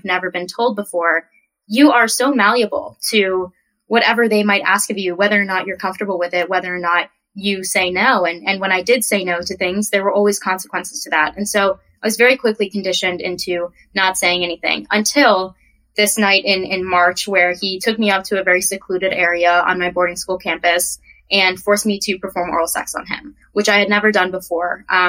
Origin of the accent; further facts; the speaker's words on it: California, United States; I am from California. I've moved around quite a bit in my life